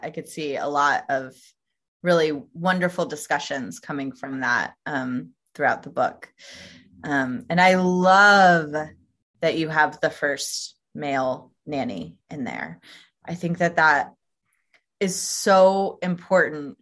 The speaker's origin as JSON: {"language": "English", "region": "Tennessee", "country": "United States", "said": "I'm originally from Tennessee"}